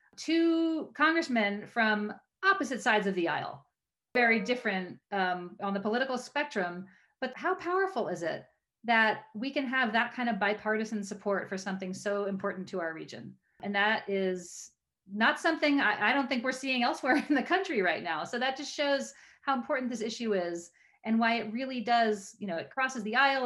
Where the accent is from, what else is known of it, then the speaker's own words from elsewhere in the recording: Maryland, United States; the creek behind my house growing up in Maryland